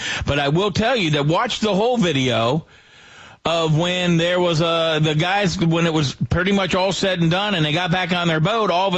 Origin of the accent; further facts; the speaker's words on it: Woodsboro, Maryland, United States; also born or lived in Walkersville; I'm actually from Woodsboro